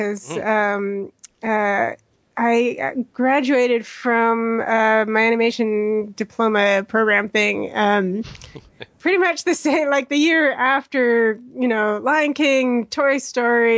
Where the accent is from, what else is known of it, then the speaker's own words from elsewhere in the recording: Mexico City, Mexico; also born or lived in Edmonton, Alberta, Canada; now in London, United Kingdom; I actually grew up in Mexico City